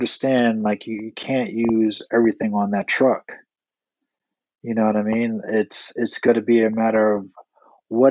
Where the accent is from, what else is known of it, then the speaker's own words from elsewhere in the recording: Boston, Massachusetts, United States; moved away; I'm originally from Boston